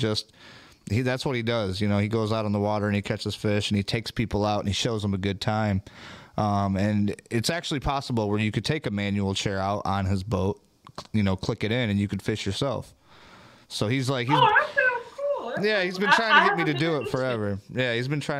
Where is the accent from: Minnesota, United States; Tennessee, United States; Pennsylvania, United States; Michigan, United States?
Michigan, United States; we're from Michigan